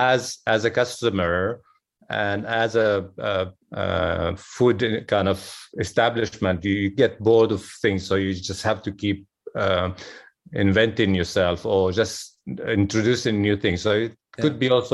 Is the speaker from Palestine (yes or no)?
yes; Jerusalem, Palestine; growing up in Jerusalem, Jerusalem is a very heavy place.